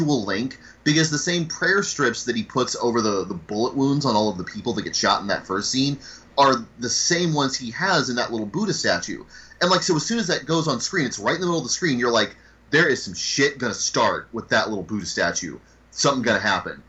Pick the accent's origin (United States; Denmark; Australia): United States